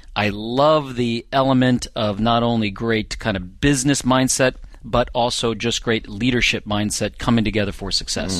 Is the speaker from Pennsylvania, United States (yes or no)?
yes; Norristown, Pennsylvania, United States; I grew up in a suburb of Philadelphia, Pennsylvania, Norristown, Pennsylvania